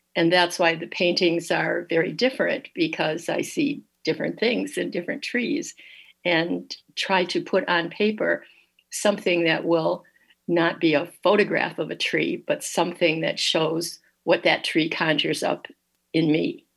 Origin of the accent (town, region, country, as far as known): Dearborn, Michigan, United States; born or raised there; also born or lived in Detroit